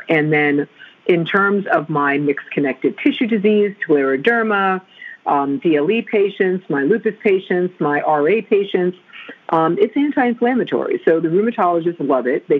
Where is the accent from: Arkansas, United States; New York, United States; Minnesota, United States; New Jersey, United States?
New Jersey, United States; Growing up in New Jersey